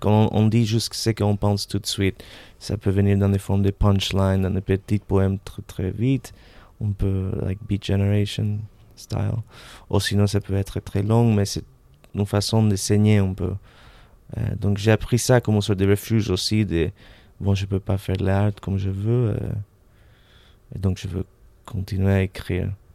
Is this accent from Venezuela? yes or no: yes; Caracas, Capital District, Venezuela; French is a second language; moved away as an adult; also born or lived in Montreal, Canada / London, United Kingdom / United States; now in Paris, France; je suis né à Montréal, d'un père polonais, une mère argentine. Et tout de suite, on a déménagé à Venezuela, à Caracas, où j'ai passé euh, euh toutes mes années scolaires jusqu'à 18 ans